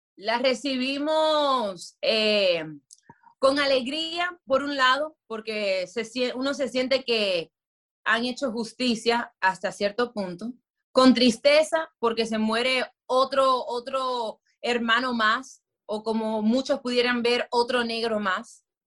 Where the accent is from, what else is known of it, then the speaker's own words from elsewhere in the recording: Miami, Florida, United States; moved away; also born or lived in Dominican Republic; yo sí nací y en Miami